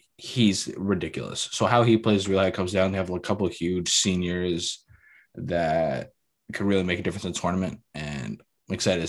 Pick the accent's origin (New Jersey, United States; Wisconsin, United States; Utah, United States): New Jersey, United States; Even growing up in Jersey, I've always rooted for Rutgers without going to the school.